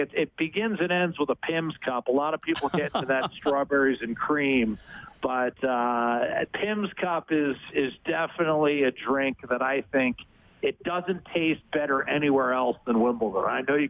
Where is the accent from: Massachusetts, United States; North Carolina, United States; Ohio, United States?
Ohio, United States; 20 minutes north of my hometown, yeah.